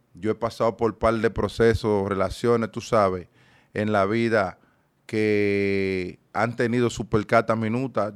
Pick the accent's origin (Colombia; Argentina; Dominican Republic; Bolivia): Dominican Republic; moved away; also born or lived in United States; yo soy dominicano neto, pero a la vez, yo soy ciudadano americano.